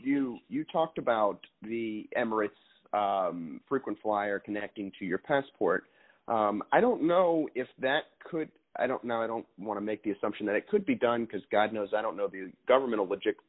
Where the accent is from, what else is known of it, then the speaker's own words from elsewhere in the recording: New Orleans, Louisiana, United States; my hometown of New Orleans